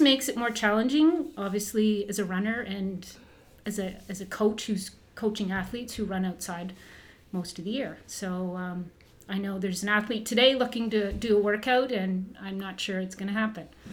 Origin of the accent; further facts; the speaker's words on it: Burlington, Ontario, Canada; also born or lived in Kirkland Lake / Moosonee; when we moved to Southern Ontario. I grew up in Burlington